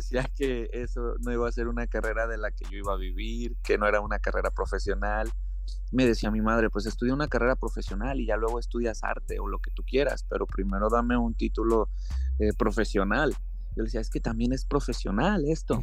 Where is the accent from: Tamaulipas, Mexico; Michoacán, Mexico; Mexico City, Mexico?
Michoacán, Mexico; Uruapan; moved away as an adult; now in Seattle, United States; soy fotógrafo y soy mexicano, soy de Michoacán. Tengo ya casi 12 años radicando aquí en los Estados Unidos